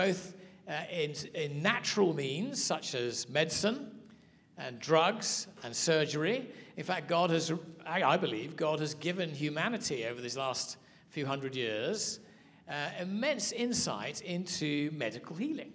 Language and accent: English; United Kingdom; accent: English; also born or lived in South Africa; I'm from Britain